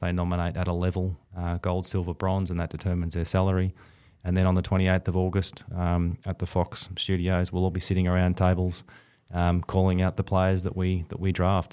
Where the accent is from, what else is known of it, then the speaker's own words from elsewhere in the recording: Bendigo, Victoria, Australia; also born or lived in Perth; I grew up in, in country Victoria, uh, up in Bendigo